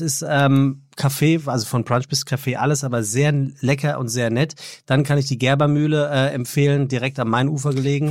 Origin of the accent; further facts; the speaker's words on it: Frankfurt am Main, Hesse, Germany; als Frankfurter